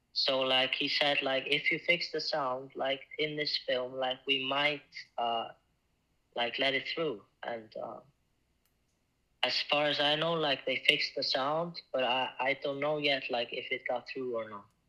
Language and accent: English; Ísafjörður, Westfjords, Iceland; moved away; Yeah, I'm from Iceland. I'm from a small town called Isafjordur, uh, where 2,000 people live. And I moved by myself to the city in 2020